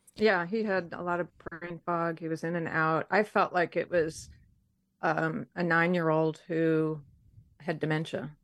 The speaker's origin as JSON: {"language": "English", "town": "Detroit", "region": "Michigan", "country": "United States", "tie": "born or raised there", "said": "I grew up in Detroit, Michigan"}